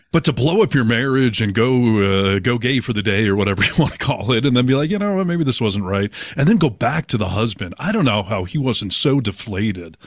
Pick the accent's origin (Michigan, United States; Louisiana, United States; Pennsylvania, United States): Michigan, United States; Chelsea; moved away as an adult; also born or lived in Ann Arbor, Michigan; now in Seattle, United States; Well, I'm actually from Chelsea, Michigan, which is just outside of Ann Arbor, and then I moved to Ann Arbor when I graduated, lived there until I moved to Seattle